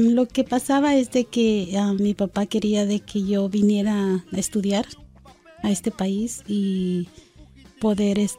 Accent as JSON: {"language": "Spanish", "town": "Guatemala City", "region": "Guatemala Department", "country": "Guatemala", "tie": "born there", "said": "Nací en la capital de Guatemala."}